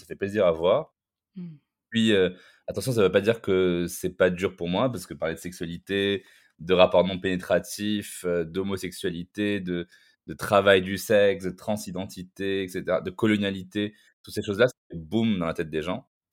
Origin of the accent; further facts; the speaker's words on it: Morocco; Au Maroc, par exemple, là, là d'où je viens